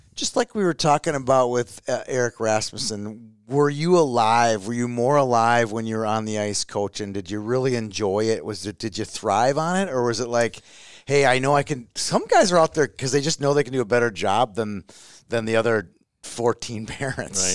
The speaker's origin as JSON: {"language": "English", "town": "Minneapolis", "region": "Minnesota", "country": "United States", "tie": "born or raised there", "said": "I grew up in Minneapolis"}